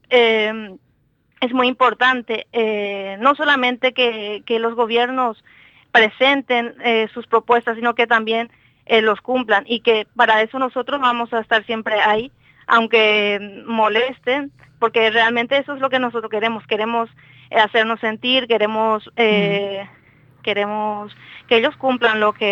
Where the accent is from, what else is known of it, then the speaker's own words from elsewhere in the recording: Paraguay; yo, yo soy paraguaya